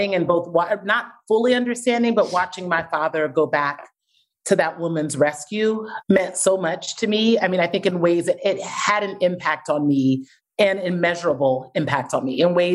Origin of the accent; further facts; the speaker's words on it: Columbus, Ohio, United States; I grew up in Columbus, Ohio, to two Nigerian parents who came here for a better opportunity for their kids and for their own careers